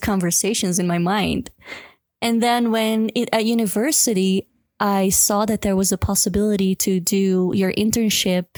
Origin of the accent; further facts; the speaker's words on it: Belgium; moved away as an adult; now in Cusco, Peru; I'm from Belgium, but I'm living in Cusco, Peru for the past seven, it's gonna be seven years